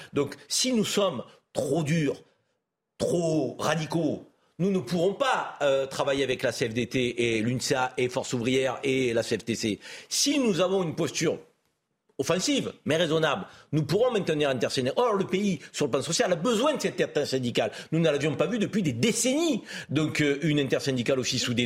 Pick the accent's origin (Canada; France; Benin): France; en tant que Français